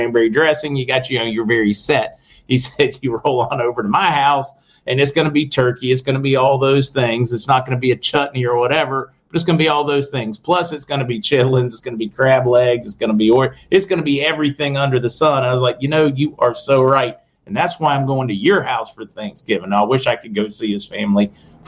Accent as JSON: {"language": "English", "region": "Western Pennsylvania", "country": "United States", "said": "I'm from Western Pennsylvania"}